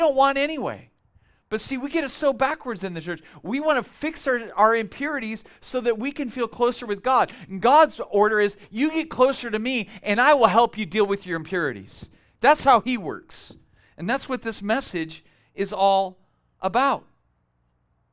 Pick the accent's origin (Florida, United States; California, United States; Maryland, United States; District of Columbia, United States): California, United States; Bakersfield; moved away as an adult; we are from Bakersfield. Tara and I were both born and raised there. We lived there many, many years.